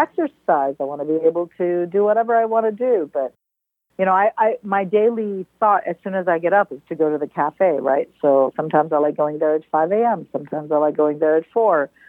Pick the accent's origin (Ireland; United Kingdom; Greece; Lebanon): Lebanon; moved away; also born or lived in Libya / New York / San Francisco Bay Area / Belgium; I was born in Libya and I grew up in Lebanon